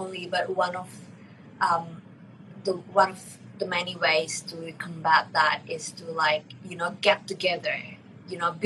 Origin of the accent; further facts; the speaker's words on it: Palembang, South Sumatra, Indonesia; my hometown